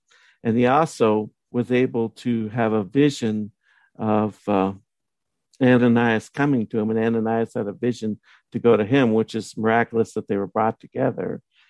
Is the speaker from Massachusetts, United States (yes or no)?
no; Southern California, United States; moved away as an adult; also born or lived in Utah / Idaho / Las Vegas; I grew up in Southern California. I moved from Southern California to Utah when I was 20.